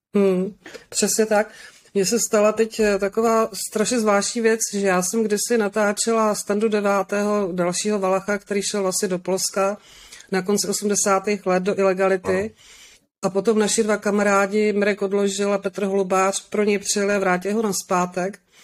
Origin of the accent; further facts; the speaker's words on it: Moravian Wallachia, Zlín Region, Czechia; já jsem taky z Valašska